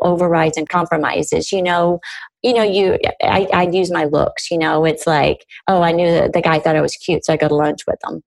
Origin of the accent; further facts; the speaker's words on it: Arkansas, United States; I grew up in Arkansas